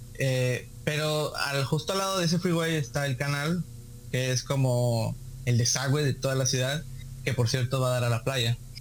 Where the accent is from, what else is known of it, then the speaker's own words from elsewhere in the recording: Veracruz, Mexico; now in Tijuana, Mexico; como los jarochos estamos acostumbrados